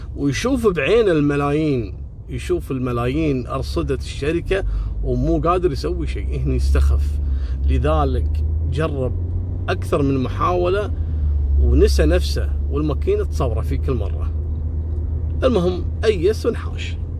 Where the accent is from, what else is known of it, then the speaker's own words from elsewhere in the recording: Kuwait; عندنا في الكويت